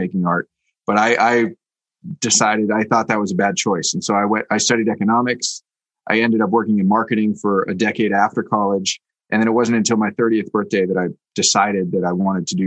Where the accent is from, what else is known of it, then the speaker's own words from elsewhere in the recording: Bay Area, California, United States; now in New York, United States; I grew up in the Bay Area going to Oakland A's games as a kid